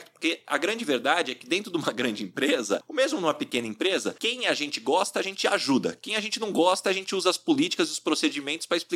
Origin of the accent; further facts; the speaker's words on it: São José do Rio Preto, São Paulo, Brazil; sou de São José do Rio Preto